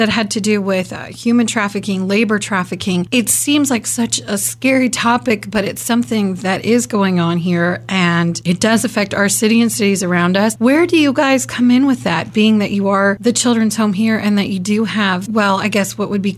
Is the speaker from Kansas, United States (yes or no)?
yes; Kansas, United States; growing up in Kansas, Wichita's not that big